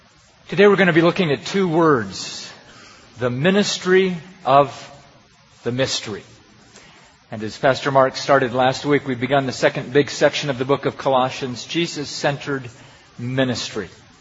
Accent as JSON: {"language": "English", "country": "Pakistan", "tie": "born or raised there", "said": "And I have a good friend that I grew up with in Pakistan."}